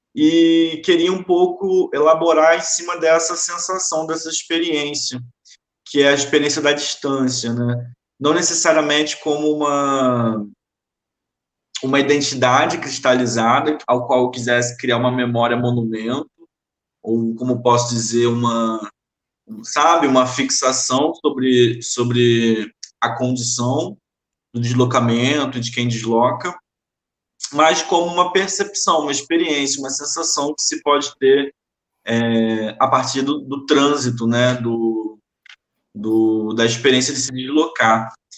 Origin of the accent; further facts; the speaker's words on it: Nova Iguaçu, Rio de Janeiro, Brazil; also born or lived in Maré, Rio de Janeiro; now in Rio de Janeiro, Brazil; eu nasci aqui no Rio, é, atualmente eu resido na Maré, nasci na Maré, mas fui criado muito tempo em Nova Iguaçu